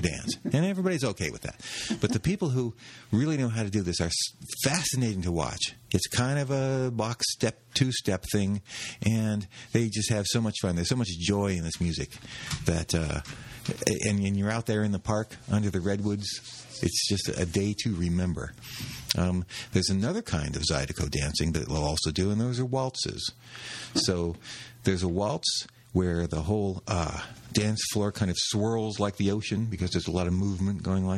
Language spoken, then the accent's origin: English; Los Angeles, California, United States; moved away; I grew up in Los Angeles